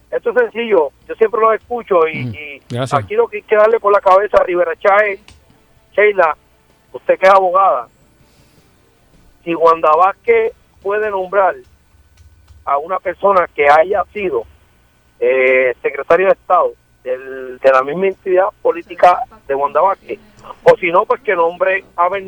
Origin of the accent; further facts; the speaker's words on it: Puerto Rico; now in Ponce, Puerto Rico; yo soy de Salida, estoy viviendo en Ponce.